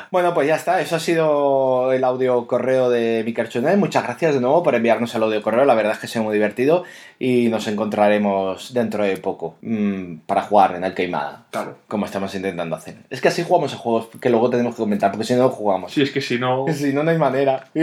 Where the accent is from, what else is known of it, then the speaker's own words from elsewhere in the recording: Catalonia, Spain; siendo catalanes